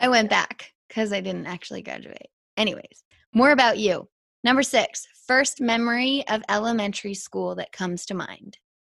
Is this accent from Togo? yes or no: no; Whistler, British Columbia, Canada; moved away; i'm back living in whistler